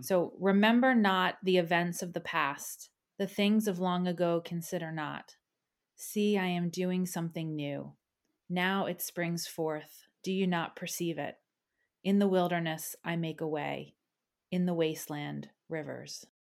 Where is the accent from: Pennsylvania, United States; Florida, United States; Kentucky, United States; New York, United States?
Pennsylvania, United States; Philadelphia; moved away as an adult; now in Ireland; I'm originally from Philadelphia, and I grew up in a really wonderful home